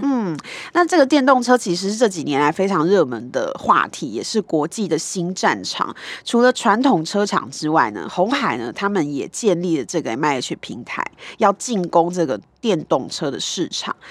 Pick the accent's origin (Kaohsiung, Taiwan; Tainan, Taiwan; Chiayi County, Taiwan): Kaohsiung, Taiwan; 那就是我的故乡